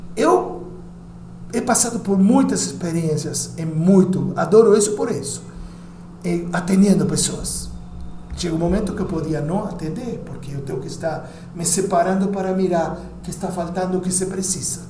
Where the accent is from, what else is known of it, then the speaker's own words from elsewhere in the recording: Uruguay; Portuguese is a second language; now in São Paulo, Brazil; Como uruguaio